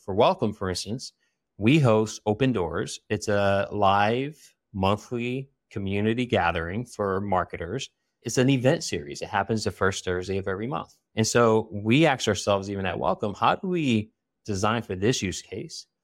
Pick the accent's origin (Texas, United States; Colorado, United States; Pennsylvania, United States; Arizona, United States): Pennsylvania, United States; Philadelphia; I was born and raised in Philly